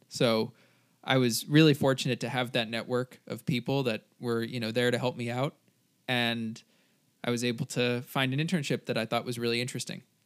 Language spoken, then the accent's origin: English; New Jersey, United States; moved away as an adult; now in California, United States; I am from New Jersey. I now go to school in California